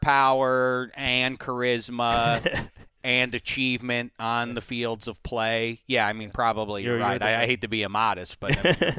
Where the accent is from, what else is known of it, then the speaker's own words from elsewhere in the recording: Pittsburgh, Pennsylvania, United States; Pittsburgh. Not a lot of tailored suits in my hometown.